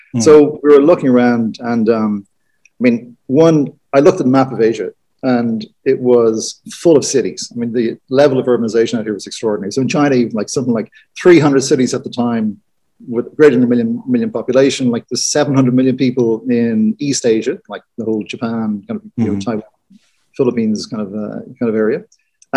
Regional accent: Ireland; being Irish

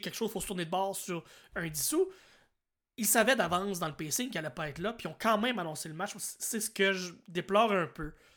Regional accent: New Brunswick, Canada; Je viens du Nouveau-Brunswick

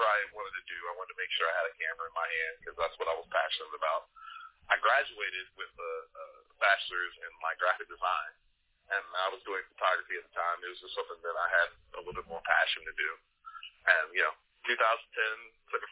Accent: Virginia, United States; moved away; I'm from Virginia originally

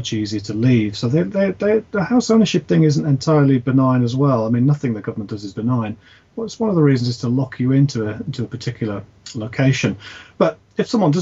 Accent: United Kingdom; we sort of, as British people

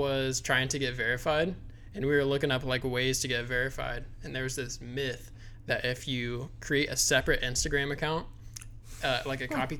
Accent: Kokomo, Indiana, United States; I'm from Kokomo.

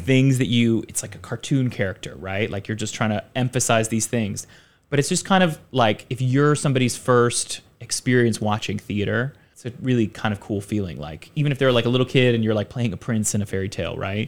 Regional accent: Richmond, Virginia, United States; moved away as an adult; now in Taipei, Taiwan; I'm from Richmond, Virginia, which is actually a pretty, like, there's a lot of film work happening there

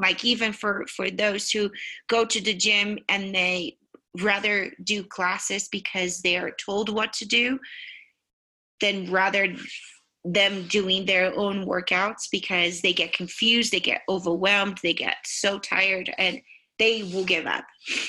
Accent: Brazil; now in United States; I am from Brazil, but for heaven's sakes, I hate vegetables.

